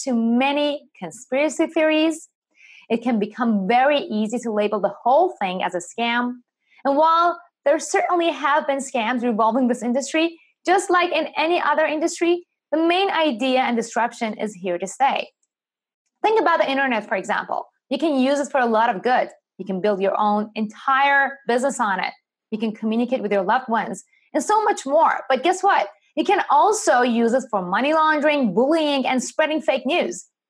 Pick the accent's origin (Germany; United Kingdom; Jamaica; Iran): Iran; moved away; I'm actually originally from Iran